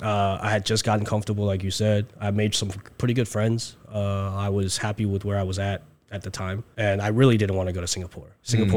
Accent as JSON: {"language": "English", "town": "Troy", "region": "Michigan", "country": "United States", "tie": "born or raised there", "said": "You know, where I live, Troy, Michigan, in the suburbs, it was a pretty safe neighborhood."}